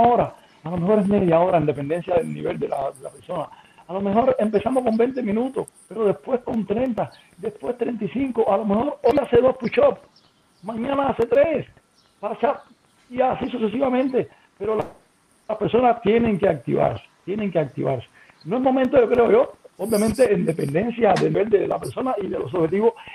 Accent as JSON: {"language": "Spanish", "country": "Cuba", "moved": "yes", "lives_now": "Mexico", "said": "que soy cubano"}